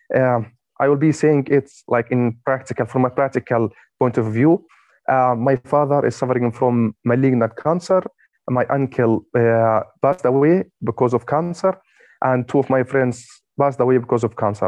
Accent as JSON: {"language": "English", "town": "Gaza", "region": "Gaza Strip", "country": "Palestine", "said": "I'm from Gaza"}